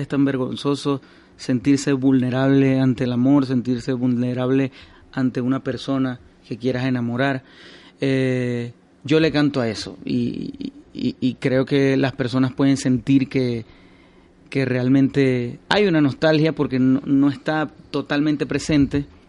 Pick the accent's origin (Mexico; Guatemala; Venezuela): Venezuela; Maracaibo, Zulia; now in Madrid, Spain; Yo soy de Maracaibo